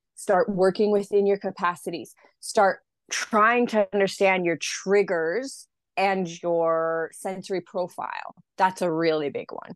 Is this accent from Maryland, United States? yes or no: no; Idaho, United States; moved away as an adult; now in Australia; I'm from Idaho originally. So it's, like, very rural, very conservative.